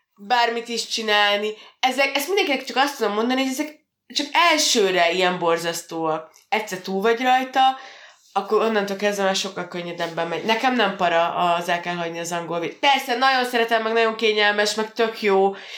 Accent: Hungary; mi magyarok vagyunk

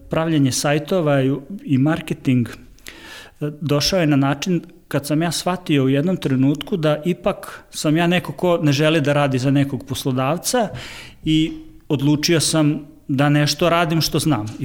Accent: Novi Sad, Vojvodina, Serbia; dolazim iz Novog Sada.

